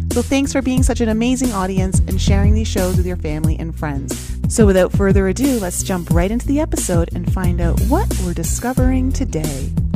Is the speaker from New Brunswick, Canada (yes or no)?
no; outside of Toronto, Ontario, Canada; I grew up in Canada, in, outside of Toronto